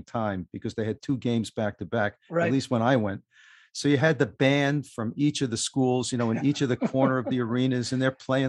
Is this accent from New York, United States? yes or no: yes; New York City, New York, United States; I grew up in New York City. And in the area that I grew up, I lived in Queens.